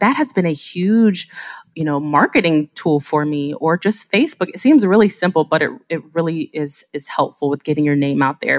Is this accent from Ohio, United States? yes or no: yes; Ohio, United States; also born or lived in South Korea; I'm from Ohio